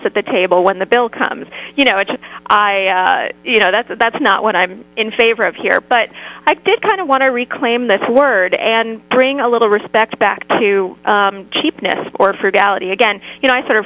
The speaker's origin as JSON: {"language": "English", "region": "Connecticut", "country": "United States", "tie": "born or raised there", "said": "I grew up in Connecticut"}